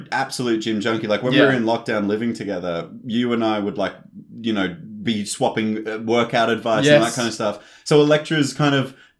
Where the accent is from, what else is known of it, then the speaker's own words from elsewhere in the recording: Australia; We're Australian, we're a minority in the commander space.